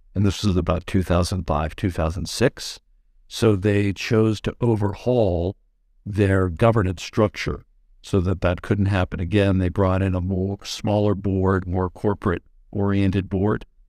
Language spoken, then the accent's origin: English; Pasadena, California, United States; also born or lived in England; I was growing up in Southern California